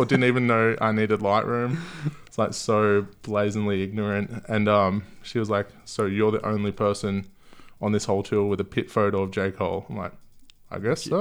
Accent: Gold Coast, Queensland, Australia; moved away as an adult; also born or lived in London; now in Melbourne, Australia; I moved to the Gold Coast when I was quite young

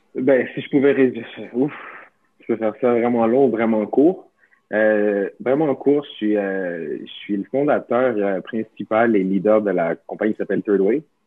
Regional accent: Montreal, Quebec, Canada; moi, quand j'étais jeune, j'ai grandi à Montréal

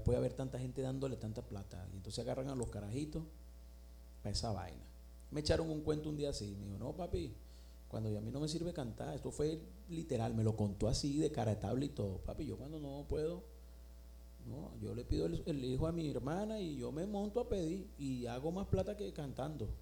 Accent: Venezuela; moved away

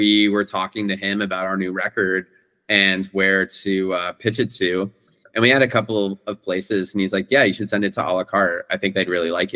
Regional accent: Bay Area, California, United States; now in New York, United States; I'm from the Bay Area, and so before I moved to New York

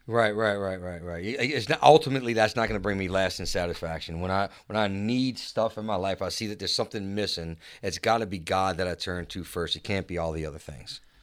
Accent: Chalmette, Louisiana, United States; I grew up in Chalmette

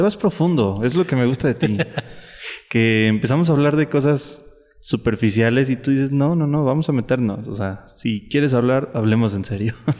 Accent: State of Mexico, Mexico; yo soy del Estado de México.

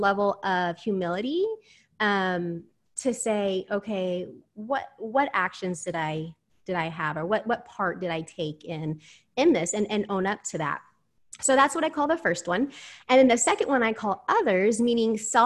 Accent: Houston, Texas, United States; I'm from Houston, Texas

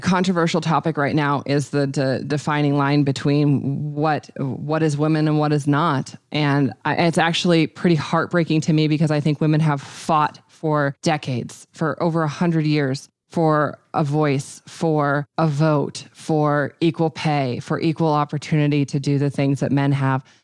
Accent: Montana, United States; I'm from Montana

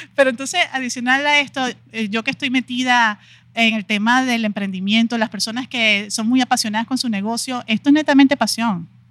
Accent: Venezuela; moved away as an adult; now in Mexico; yo vengo de Venezuela y tengo aquí ya 15 años

